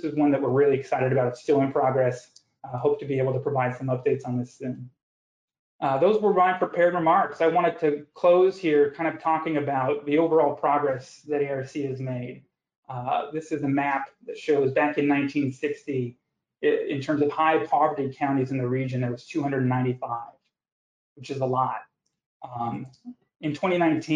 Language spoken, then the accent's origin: English; the West, United States; moved away; I grew up out west